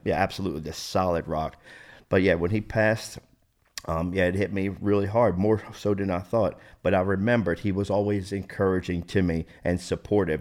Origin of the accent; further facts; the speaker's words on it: New Jersey, United States; born and raised in New Jersey, South Jersey.